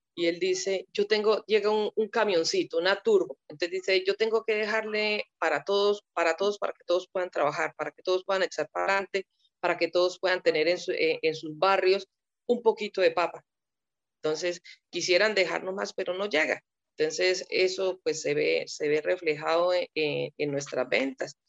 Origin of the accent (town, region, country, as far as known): Colombia